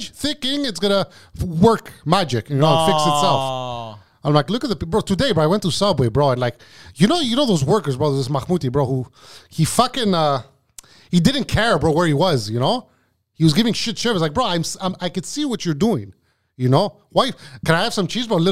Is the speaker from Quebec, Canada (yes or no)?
yes; Montreal, Quebec, Canada; growing up in Park X really helped us